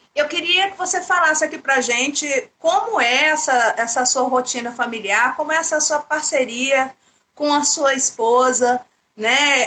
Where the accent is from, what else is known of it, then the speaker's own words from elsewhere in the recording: Goiânia, Goiás, Brazil; Eu sou de Goiânia